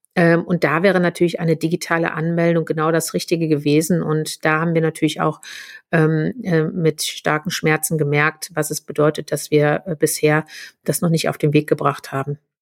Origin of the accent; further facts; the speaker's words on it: Germany; bei uns in Deutschland